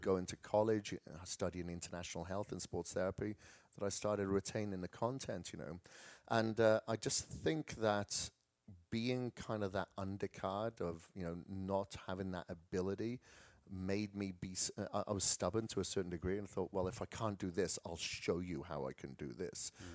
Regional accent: Wales, United Kingdom; moved away; I come from Wales

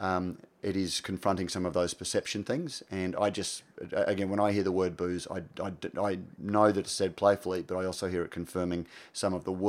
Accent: Australia

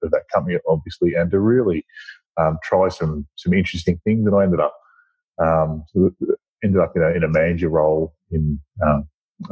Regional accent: Birchip, Victoria, Australia; also born or lived in Swan Hill; I was born in Swan Hill and grew up in Birchip.

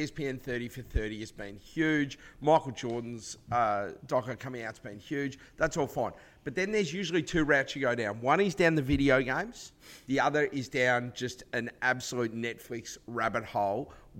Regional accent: Australia; accent: very thick Australian; a couple of very thick Australian accents led by myself here.

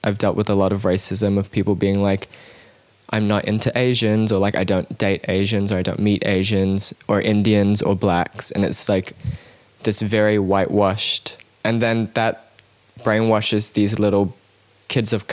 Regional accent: Cambodia; now in New Zealand; I grew up in Cambodia

